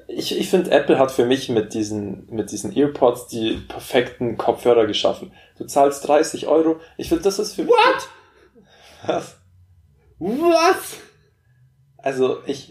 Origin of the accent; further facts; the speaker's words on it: Memmingen, Bavaria, Germany; dass wir bei uns in Memmingen auch einen Flughafen haben